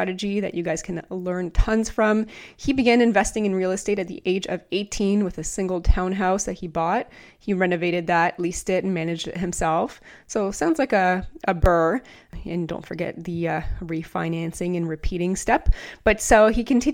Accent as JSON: {"language": "English", "country": "Canada", "said": "I'm from Canada"}